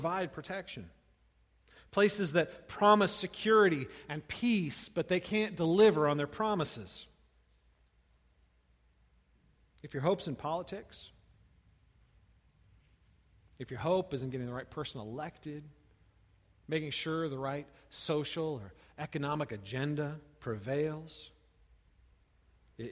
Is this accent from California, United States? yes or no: yes; California, United States; moved away; I grew up in California, where earthquakes were normal